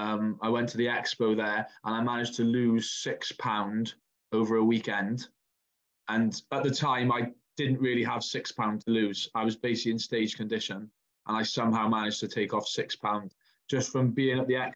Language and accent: English; Wales, United Kingdom; I don't know if I class as a pod because I'm from Wales.